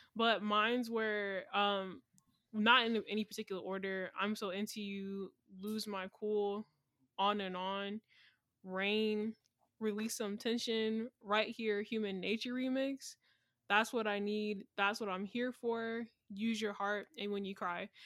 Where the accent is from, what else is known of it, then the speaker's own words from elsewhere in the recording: Atlanta, Georgia, United States; I'm from Atlanta